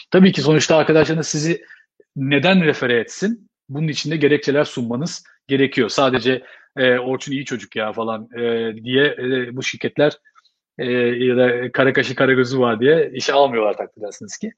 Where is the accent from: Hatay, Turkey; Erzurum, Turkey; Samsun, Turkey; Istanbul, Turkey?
Istanbul, Turkey; moved away as an adult; now in Dublin, Ireland; Yani ben otuz üç yaşında geldim, e, Dublin'e. otuz üç sene, e, İstanbul'da yaşadım ben. Yani hani, e, İstanbul dışında yaşama tecrübem yoktu.